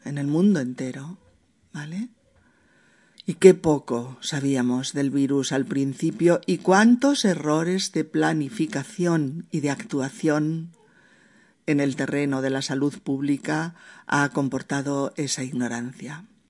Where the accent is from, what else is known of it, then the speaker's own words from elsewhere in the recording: Spain; En mi país